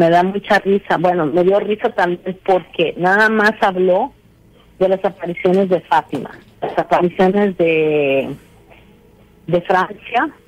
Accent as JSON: {"language": "Spanish", "country": "Mexico", "said": "como nosotros somos, somos habemos, mexicanos creyentes y habemos mexicanos que no."}